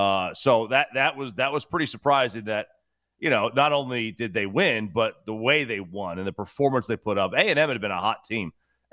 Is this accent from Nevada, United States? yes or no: no; Princeton, New Jersey, United States; No, I grew up there. I grew up in Princeton.